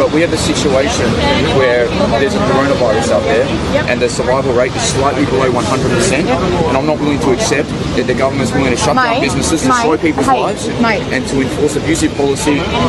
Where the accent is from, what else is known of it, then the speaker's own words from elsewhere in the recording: Melbourne, Victoria, Australia; I was born in Melbourne, which is my city.